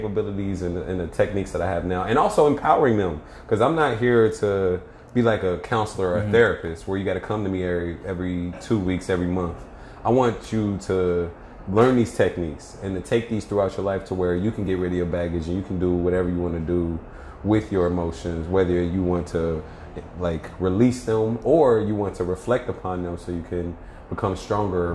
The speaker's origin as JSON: {"language": "English", "town": "Cincinnati", "region": "Ohio", "country": "United States", "tie": "born or raised there", "said": "when I was growing up in Cincinnati, Ohio"}